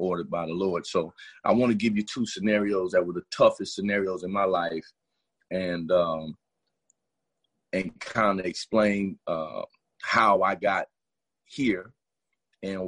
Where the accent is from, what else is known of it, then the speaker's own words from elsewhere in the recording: Miami, Florida, United States; I'm born and raised in Miami, Florida, Carroll City, Opa-locka, Liberty City